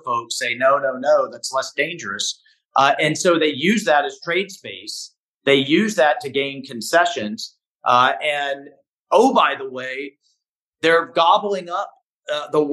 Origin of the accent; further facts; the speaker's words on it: Florida, United States; I'm from Florida